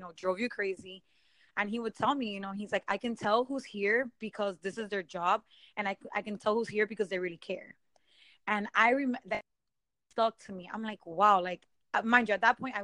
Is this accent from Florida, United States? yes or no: yes; Miami, Florida, United States; I was born and raised in Miami